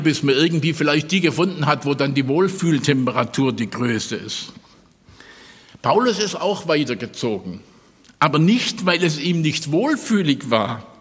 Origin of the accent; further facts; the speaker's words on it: Stuttgart, Baden-Württemberg, Germany; Ich komme ja aus Stuttgart